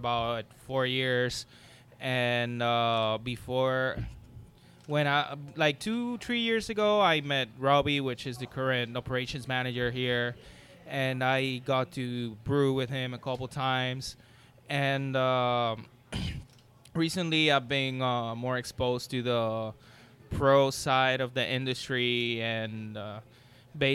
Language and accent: English; Puerto Rico; moved away as an adult; I'm from Puerto Rico, born and raised there. I moved here about 6 years ago.